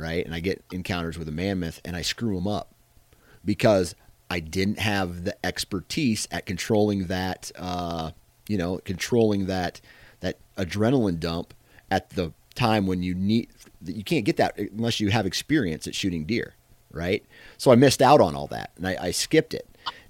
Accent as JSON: {"language": "English", "region": "Iowa", "country": "United States", "said": "granted, I'm from Iowa. So I'm living in the land of giants is what some call it."}